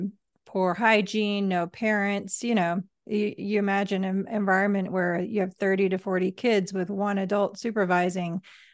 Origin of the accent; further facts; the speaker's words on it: England, United Kingdom; accent: English; moved away as an adult; now in Los Angeles, United States; I think I mentioned to you how hard I worked to lose my accent. And people were like, "What's wrong with the English accent?"